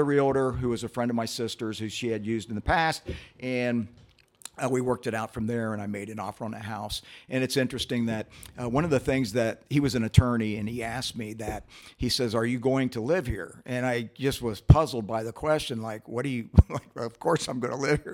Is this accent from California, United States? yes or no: no; Columbus, Ohio, United States; also born or lived in North Linden, Columbus; I grew up on Clinton Heights between Calumet and Indianola